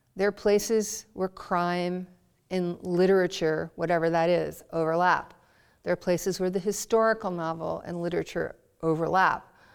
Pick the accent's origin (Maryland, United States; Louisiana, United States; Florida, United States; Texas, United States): Maryland, United States; Baltimore; I was from Baltimore